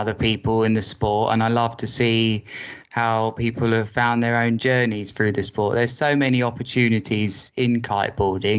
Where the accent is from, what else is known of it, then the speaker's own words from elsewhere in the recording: Worthing, South East England, United Kingdom; I've always lived in Worthing as my hometown, which is an hour south of London